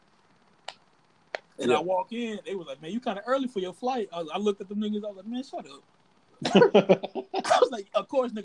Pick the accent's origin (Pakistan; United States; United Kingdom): United States; the South; I'm from the South